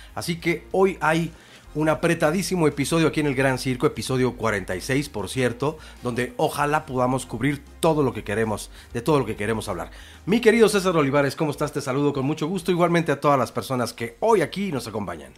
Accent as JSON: {"language": "Spanish", "country": "Mexico", "said": "cómo somos los mexicanos"}